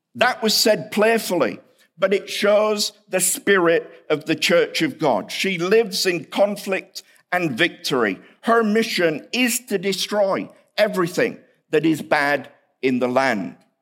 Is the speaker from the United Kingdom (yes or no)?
yes; United Kingdom; accent: British; now in Kansas City, United States; my British accent